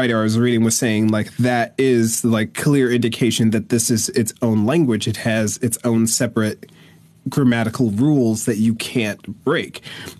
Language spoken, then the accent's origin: English; United States; I grew up in America